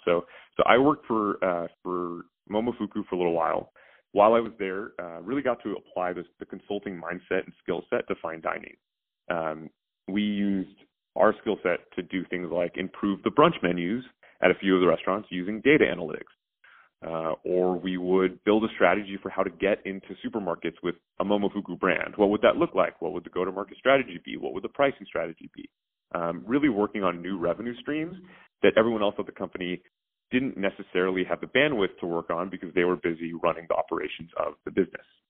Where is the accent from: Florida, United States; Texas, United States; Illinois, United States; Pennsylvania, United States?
Texas, United States; Houston; moved away; I grew up in Houston